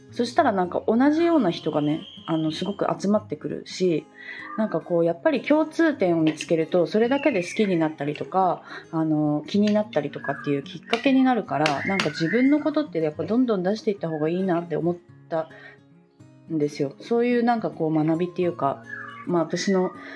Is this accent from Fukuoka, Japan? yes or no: yes; Fukuoka, Japan; moved away; also born or lived in Miyazaki / Bali; 私は福岡出身で